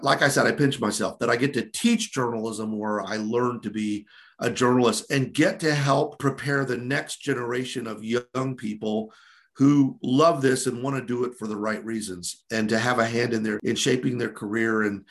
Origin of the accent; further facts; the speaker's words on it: Orlando, Florida, United States; came back home to my hometown paper, the Orlando Sentinel